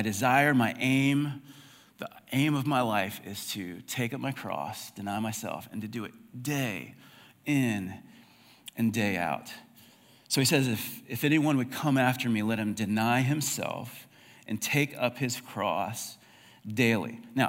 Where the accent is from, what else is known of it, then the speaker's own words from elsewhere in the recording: United States; It's very broad. I'm American.